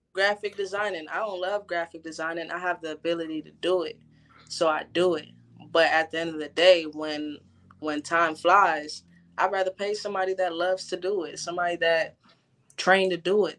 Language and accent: English; California, United States; moved away as an adult; now in Orlando, United States; originally from Orlando, but I was raised in California. So I moved back to Orlando a few years ago